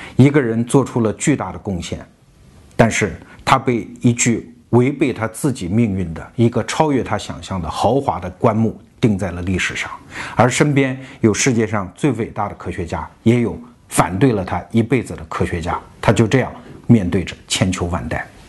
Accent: China; 我们中国人

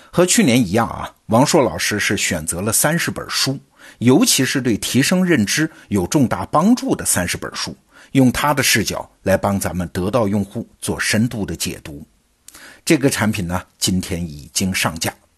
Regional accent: China; 我们中国人

